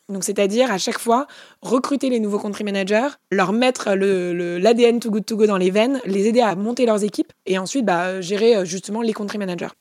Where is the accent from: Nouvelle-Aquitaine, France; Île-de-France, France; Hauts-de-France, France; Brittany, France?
Île-de-France, France; Paris; Je suis née à Paris avec des parents qui ont pu me payer mes études.